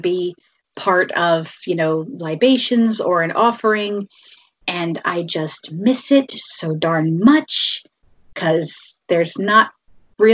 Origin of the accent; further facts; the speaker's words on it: Bucks County, Pennsylvania, United States; I grew up in Bucks County, which is in southeastern Pennsylvania, and it's a semi-rural area.